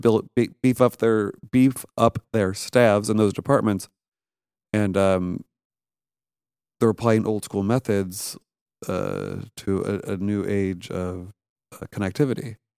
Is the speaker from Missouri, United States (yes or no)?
yes; St. Louis, Missouri, United States; moved away as an adult; also born or lived in New York; I grew up in Saint Louis, Missouri